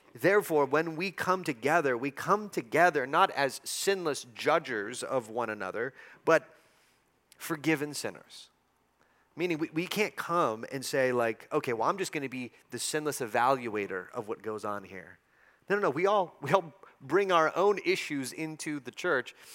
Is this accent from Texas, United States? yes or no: yes; El Paso, Texas, United States; born or raised there